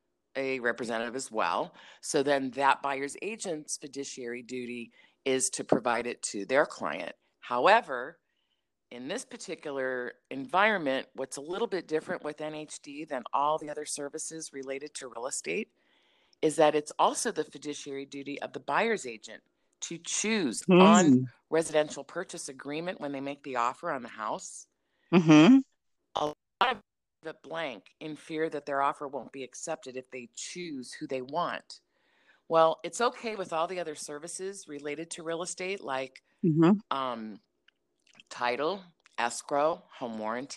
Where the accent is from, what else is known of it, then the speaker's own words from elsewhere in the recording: Maryland, United States; now in California, United States; I came from the East Coast in Maryland 32 years ago to California, and it's done 100% different over there.